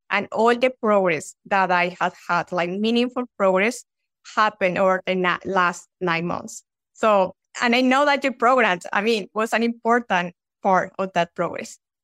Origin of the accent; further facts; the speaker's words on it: Colombia; English is a second language; moved away as an adult; now in United States; I'm from Colombia.